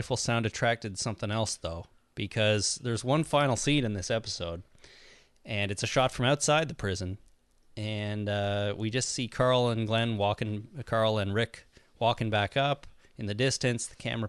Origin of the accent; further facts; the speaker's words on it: Canada; I'm Canadian.